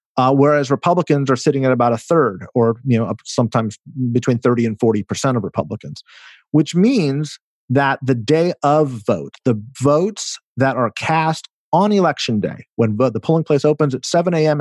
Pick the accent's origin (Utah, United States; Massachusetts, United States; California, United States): California, United States; my home state of California